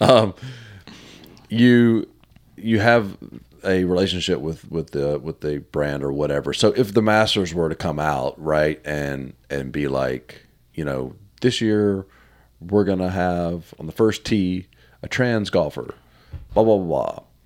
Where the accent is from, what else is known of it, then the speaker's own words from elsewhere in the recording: the South, United States; I'm from the South